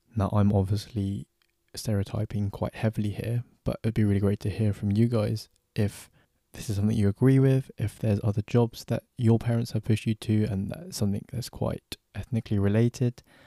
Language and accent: English; London, United Kingdom; I'm from London